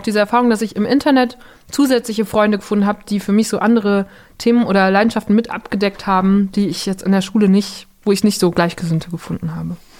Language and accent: German; Borken, North Rhine-Westphalia, Germany; born or raised there; moved away